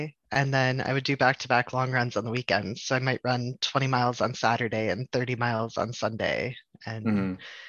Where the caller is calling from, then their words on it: Pittsburgh, Pennsylvania, United States; I am in Pittsburgh, PA.